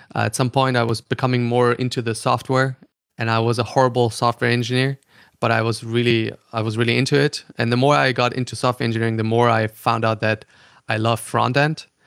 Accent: Austria; English is a second language; also born or lived in Germany / Stockholm; now in New York, United States; I'm, uh, German. Uh, so I'm born in Germany. I grew up in Austria

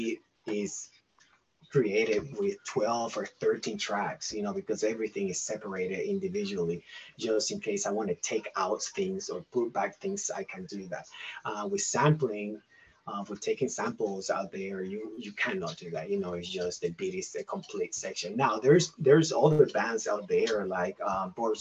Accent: Puerto Rico; also born or lived in Asheville, North Carolina; now in Candler, United States; I grew up in Puerto Rico

